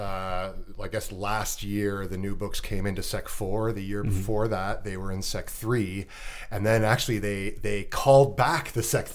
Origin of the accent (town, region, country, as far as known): Canada